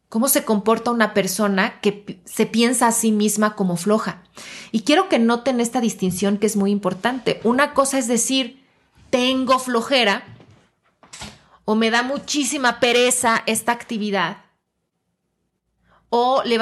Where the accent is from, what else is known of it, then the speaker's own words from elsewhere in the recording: Mexico; que parte de mi identidad sea, por ejemplo, mi nacionalidad y que yo me autodefina como yo soy mexicana.